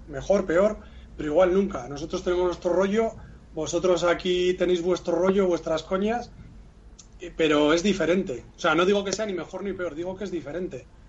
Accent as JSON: {"language": "Spanish", "region": "Basque Country", "country": "Spain", "said": "aunque yo no me considero vasco, pero bueno, somos, somos muy nuestros"}